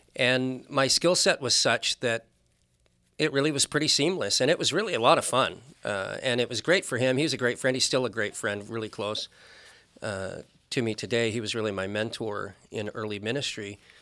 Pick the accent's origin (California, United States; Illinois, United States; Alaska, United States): Alaska, United States; Anchorage; also born or lived in West Point, New York / Georgia / Nebraska / North Carolina; I spent my entire growing up in Alaska, with the exception of one year we went to North Carolina